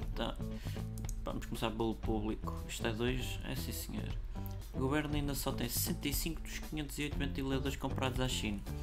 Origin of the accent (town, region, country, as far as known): Portugal